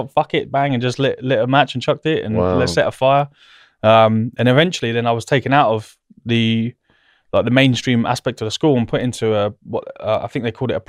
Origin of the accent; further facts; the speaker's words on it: South East England, United Kingdom; I grew up in Berkshire, which is obviously not far from here.